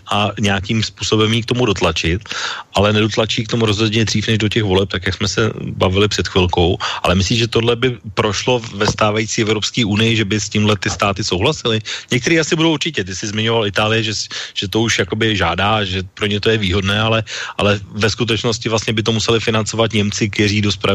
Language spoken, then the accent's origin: Czech; Czechia; že my, jako myšleno Češi a v podstatě i Slováci z drtivé většiny odmítáme principiálně, aby nám někdo nutil eh, kvóty